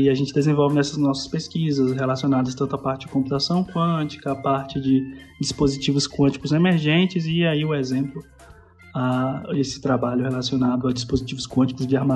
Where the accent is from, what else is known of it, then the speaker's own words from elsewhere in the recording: Candeal, Bahia, Brazil; eu sou baiano da cidade de Candeal, que fica no interior da Bahia, aproximadamente uns 200 quilômetros da capital Salvador.